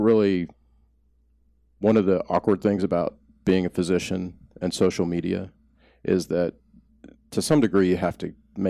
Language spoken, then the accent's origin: English; Oklahoma, United States; I grew up in Oklahoma.